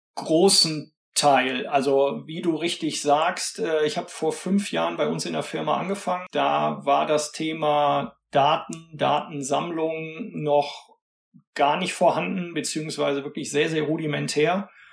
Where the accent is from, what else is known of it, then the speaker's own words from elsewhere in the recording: Cologne, North Rhine-Westphalia, Germany; also born or lived in Bayreuth; Ich komme aus Köln, bin auch in Köln geboren, lebe hier